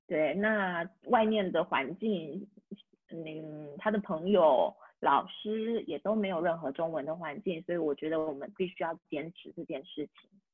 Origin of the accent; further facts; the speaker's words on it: Taiwan; first language Taiwanese Hokkien and Mandarin; moved away as an adult; also born or lived in Lyon, France; now in France; 自己的母语是台语跟华语